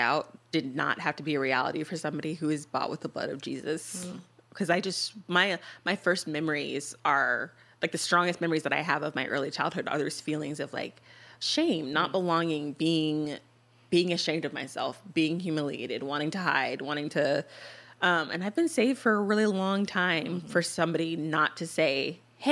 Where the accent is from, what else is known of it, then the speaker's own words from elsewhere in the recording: United States; three American women